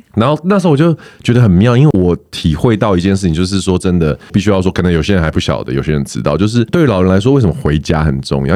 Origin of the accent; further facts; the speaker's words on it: Taoyuan, Taiwan; 因为我是桃园人，我家其实没有很远